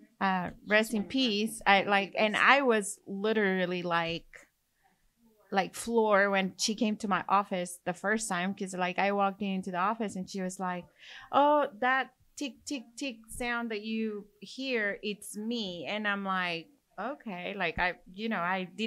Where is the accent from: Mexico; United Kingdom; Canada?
Mexico; English is a second language; now in Corpus Christi, United States; I have an accent. I'm from Mexico